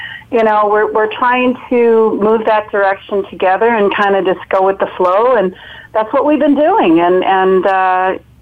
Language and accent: English; Chicago, Illinois, United States; also born or lived in Florida; now in California, United States; I'm originally from Chicago